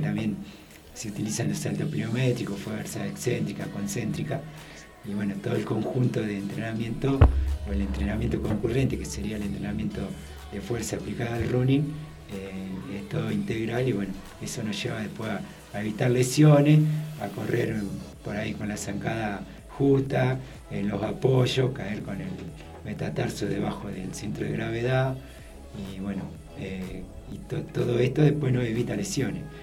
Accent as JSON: {"language": "Spanish", "region": "Santa Fe", "country": "Argentina", "said": "nosotros como santafesinos"}